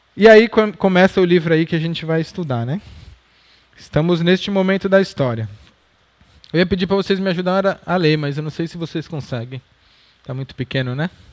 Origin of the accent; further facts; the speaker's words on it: Brazil; como brasileiros lendo isso em português